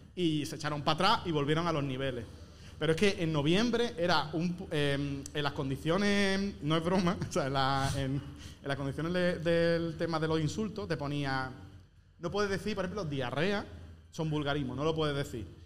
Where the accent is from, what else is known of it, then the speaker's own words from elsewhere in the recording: Andalusia, Spain; yo que soy andaluz, no vocalizo bien